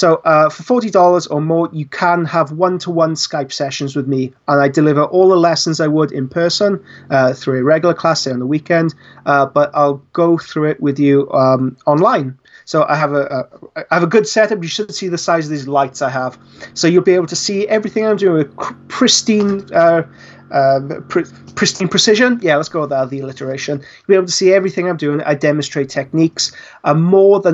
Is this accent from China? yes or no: no; Wales, United Kingdom; I'm Welsh